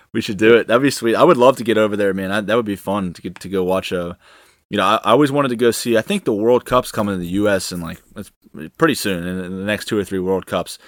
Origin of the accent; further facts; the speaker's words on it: United States; me as an American fan